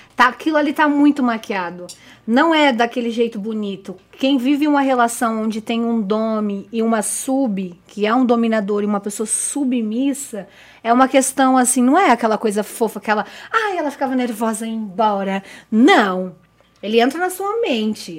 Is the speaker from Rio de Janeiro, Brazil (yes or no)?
no; Diadema, São Paulo, Brazil; also born or lived in Pernambuco (family); eu venho de Diadema, né, de Diadema